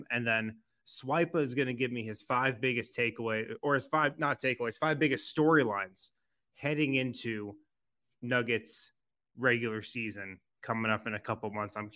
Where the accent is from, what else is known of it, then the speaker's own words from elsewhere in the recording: Colorado, United States; from Colorado, man.